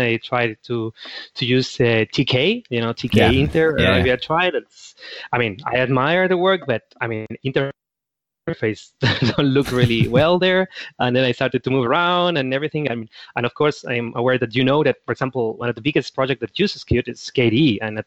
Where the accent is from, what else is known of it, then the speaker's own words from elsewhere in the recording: Chile; moved away; Back in my country, I'm from Chile